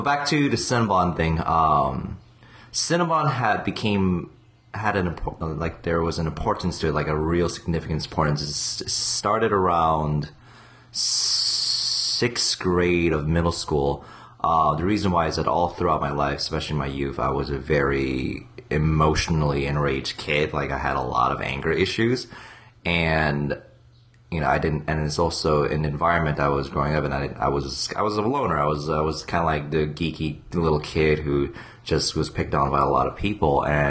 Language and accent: English; Ann Arbor, Michigan, United States; also born or lived in San Francisco / New York / Korea / Virginia; I mean, I was born near San Francisco, then New York, then Ann Arbor, Michigan for 8 years, then Korea for 4 years, and Virginia, then...